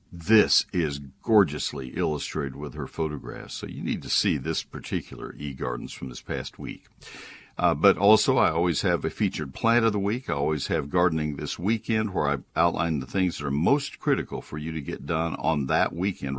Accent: College Station, Texas, United States; I grew up in College Station. I grew up learning how to garden in the Brazos County soil

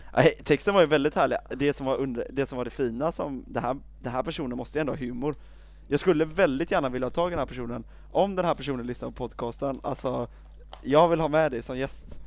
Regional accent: Sweden; jag är alldeles för svensk

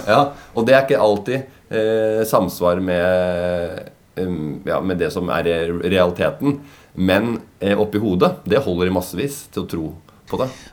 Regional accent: Tønsberg, Vestfold, Norway; now in Oslo, Norway; jeg er født og oppvokst

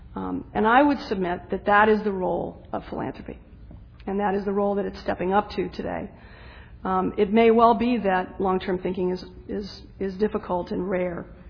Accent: the South, United States; I'm a Southerner

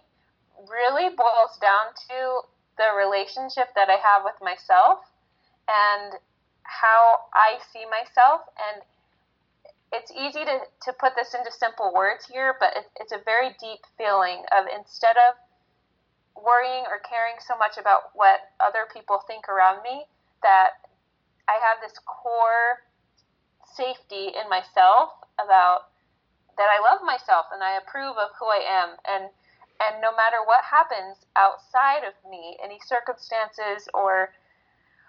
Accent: Arizona, United States; also born or lived in northern Utah; now in Utah, United States; I grew up in Arizona

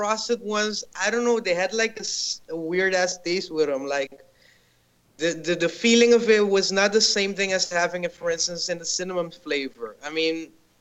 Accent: Curaçao; now in Sint Maarten; I'm actually from Curaçao, but I'm currently residing in St. Martin.

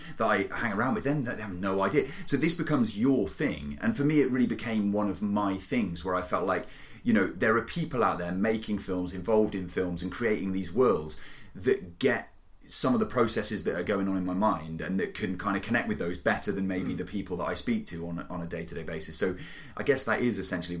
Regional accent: Cheltenham, South West England, United Kingdom; also born or lived in South Korea / Canada; Cheltenham, which is this town and my hometown where I grew up

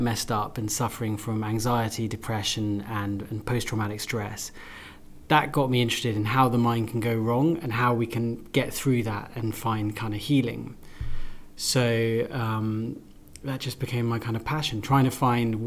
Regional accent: London, United Kingdom; also born or lived in Russia; I grew up in London.

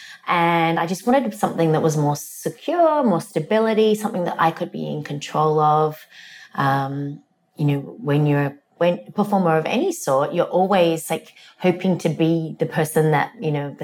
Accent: Australia; moved away as an adult; also born or lived in England; now in United States; I grew up in Australia. I moved to Australia when I was 2.

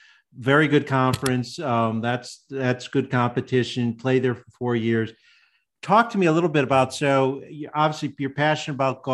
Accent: Connecticut, United States; when I grew up in Connecticut and played there.

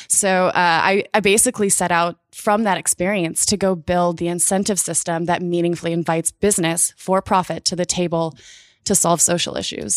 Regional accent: Indiana, United States; now in Portland, United States; I grew up in Indiana.

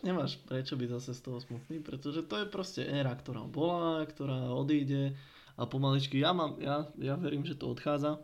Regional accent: Liptov, Žilina Region, Slovakia; Doma na Liptovej

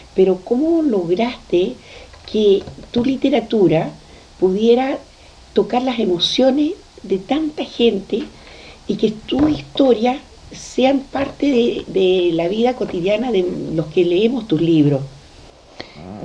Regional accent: Chile; somos todos los chilenos

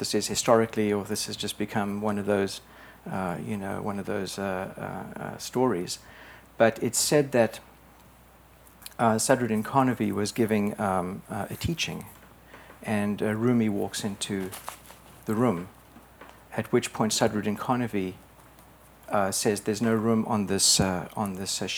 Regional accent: South Africa; moved away as an adult; also born or lived in England; I was born in South Africa

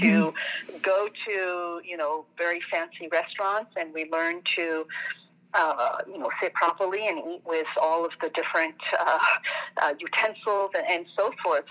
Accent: France; moved away as an adult; also born or lived in Tunisia / Algeria; now in United States; I'm, I'm originally from France, mm. and we've been in the States for 20 years now

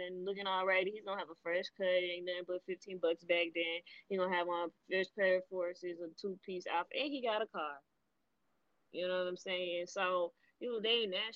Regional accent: Miami, Florida, United States; I grew up in Miami.

